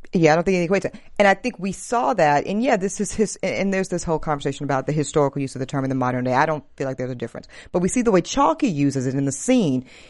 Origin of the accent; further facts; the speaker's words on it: the South, United States; I'm from the South